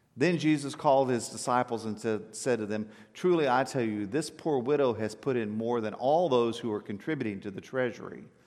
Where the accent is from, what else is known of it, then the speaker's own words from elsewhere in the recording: South Texas, United States; I grew up in South Texas